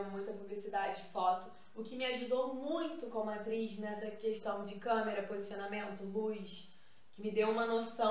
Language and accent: Portuguese; Nova Iguaçu, Rio de Janeiro, Brazil; Eu já fazia curso de teatro em Nova Iguaçu, que é onde eu nasci, na Baixada